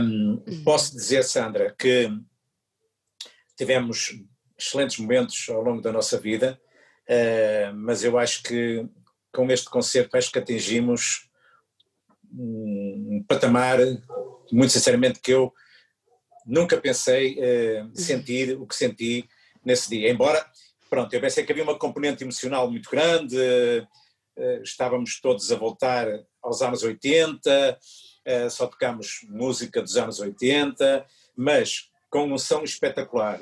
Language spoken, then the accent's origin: Portuguese; Maia, Norte, Portugal; first language Portuguese; aqui da minha terra eh, e de onde Chico também mora, aqui na Maia